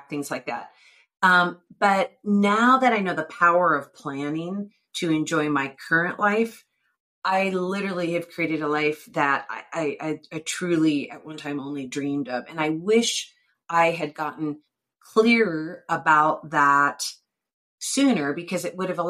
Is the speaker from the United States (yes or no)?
yes; United States; I'm self-employed and I'm an American